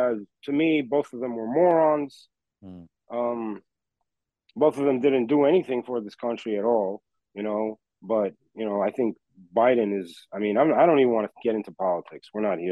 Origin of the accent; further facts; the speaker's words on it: New York City, New York, United States; also born or lived in Lviv, Ukraine / Italy; I grew up in Queens, New York, and throughout the five boroughs. I did all my schooling in New York City. I went to high school and all of that in New York City.